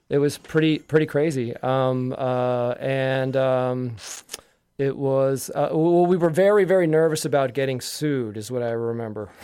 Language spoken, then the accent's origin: English; Yardley, Pennsylvania, United States; I grew up in Yardley, Pennsylvania